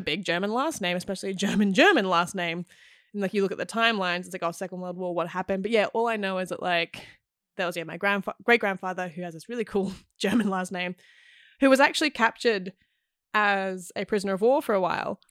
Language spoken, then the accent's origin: English; Queensland, Australia; moved away; also born or lived in Melbourne; I grew up in Queensland